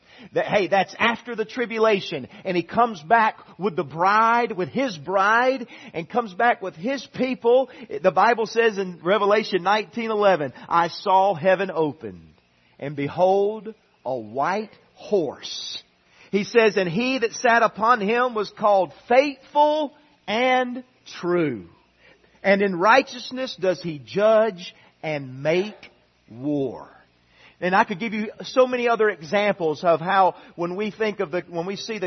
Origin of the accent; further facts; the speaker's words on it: United States; we are Americans.